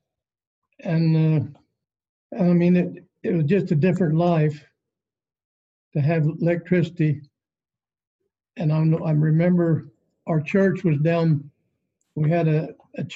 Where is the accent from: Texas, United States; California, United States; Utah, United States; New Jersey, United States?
Utah, United States; Fillmore; I was born in Fillmore. And my father, he purchased some land west of Fillmore and proved up on it